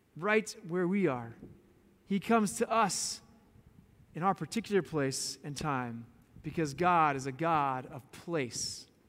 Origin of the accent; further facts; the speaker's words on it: Boulder, Colorado, United States; moved away; I'm from Boulder, Colorado. Born and raised in that quirky, beautiful little town